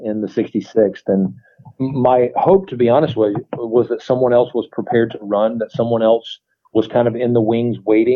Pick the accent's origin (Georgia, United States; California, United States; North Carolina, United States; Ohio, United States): North Carolina, United States; moved away as an adult; now in Colonial Heights, United States; I'm originally from North Carolina. I joined the military when I was 18 years old